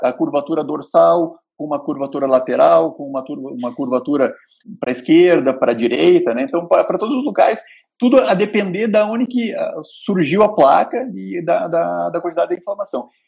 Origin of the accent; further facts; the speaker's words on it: the South, southern Brazil, Brazil; a gente aqui do Sul, eu sou alemão